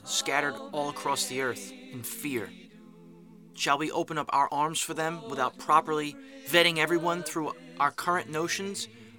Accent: New York City, New York, United States; accent: New York; As you can tell from my accent, I come from New York City.

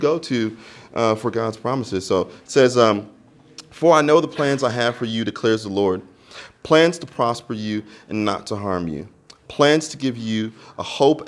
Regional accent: United States; now in Melbourne, Australia; I'm American, so there's a whole long story to how I actually arrived here in Melbourne

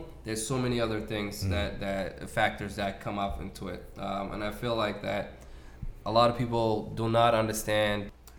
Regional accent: Mogadishu, Banaadir, Somalia; born there; moved away; I was born in Mogadishu. I haven't visited myself.

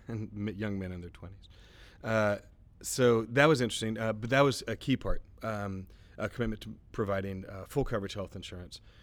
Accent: Texas, United States; my background as a Texan

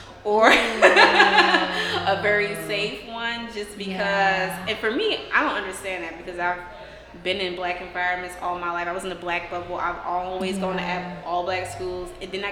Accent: New Orleans, Louisiana, United States; just because I'm from the Ninth Ward doesn't mean I have to be of the Ninth Ward.

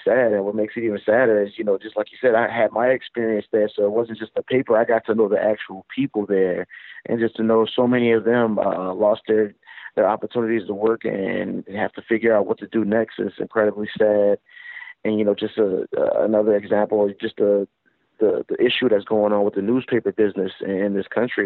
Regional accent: New Orleans, Louisiana, United States; Times Picayune was a paper I grew up reading in New Orleans

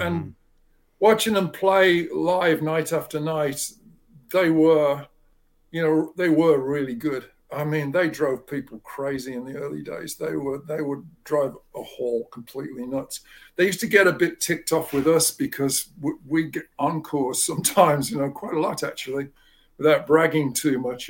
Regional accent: England, United Kingdom; moved away; I grew up in England

